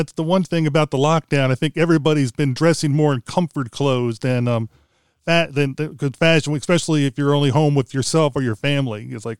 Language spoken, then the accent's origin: English; Pennsylvania, United States; I was born in near the Canadian border in Pennsylvania, in the state of the United States, and we used to get snow that would be like a foot or two because we're near Lake Erie.